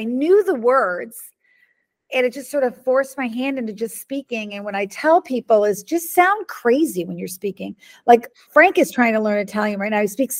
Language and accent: English; Budapest, Hungary; you know, I grew up in Hungary. And so my grandmother and I used to go, I'd go there from May to August, like the whole summer. And I speak Hungarian, and my aunt and uncle was there, my cousin, and, you know, and we used to, we lived in the middle of town, in the middle of Budapest